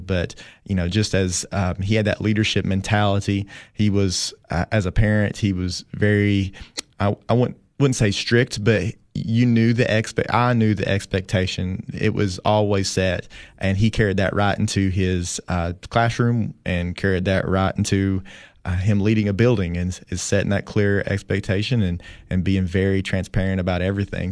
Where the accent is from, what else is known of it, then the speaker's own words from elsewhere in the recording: Jamestown, Tennessee, United States; moved away as an adult; now in Putnam County, Tennessee, United States; I grew up in Jamestown, Tennessee, which, you know, really it's Allard, Tennessee